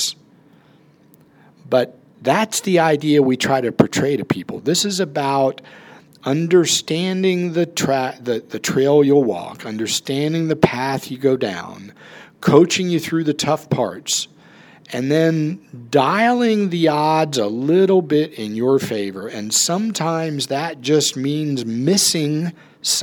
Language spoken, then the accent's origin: English; Charleston, United States; moved away as an adult; also born or lived in Atlanta, Georgia; I grew up in Charleston